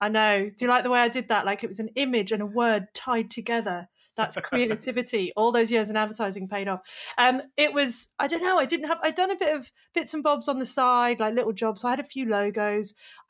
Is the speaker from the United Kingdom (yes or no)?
yes; Manchester, North West England, United Kingdom; moved away as an adult; now in Australia; But yeah, I'm originally from Manchester, and I say Henley because it sounds posh, but really it was near Reading.